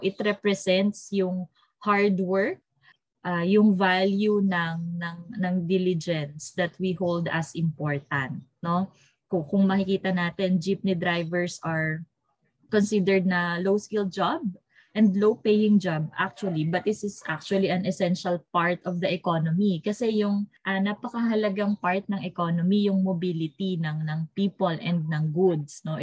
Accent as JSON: {"language": "Tagalog", "country": "Philippines", "said": "our Filipino identity"}